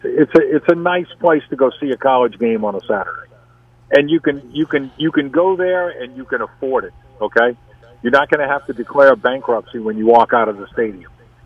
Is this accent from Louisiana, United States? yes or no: yes; New Orleans, Louisiana, United States; born or raised there